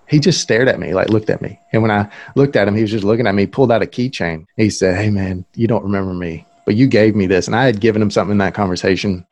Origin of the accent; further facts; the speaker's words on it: Moundville, Alabama, United States; also born or lived in Tuscaloosa, Alabama; I'm actually from Moundville